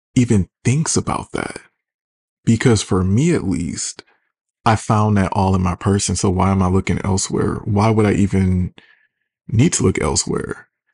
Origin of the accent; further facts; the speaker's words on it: Detroit, Michigan, United States; I'm from Detroit